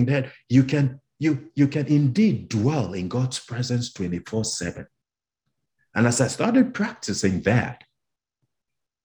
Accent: Cameroon; moved away; I'm from Cameroon in West Africa

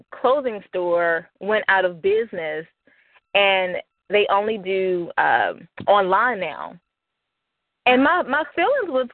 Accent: Birmingham, Alabama, United States; moved away; I'm originally from Birmingham, Alabama

